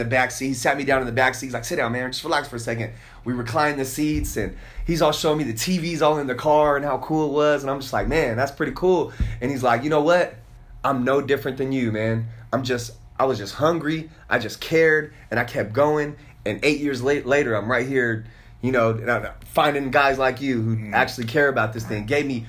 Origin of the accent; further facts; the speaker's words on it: Oklahoma, United States; Me being rich, growing up in Oklahoma, the only thing I thought was being rich was you drove a Benz.